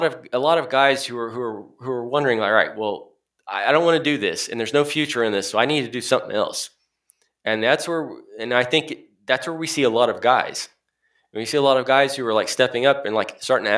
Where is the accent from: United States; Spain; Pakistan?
United States; Oklahoma; I'm from Oklahoma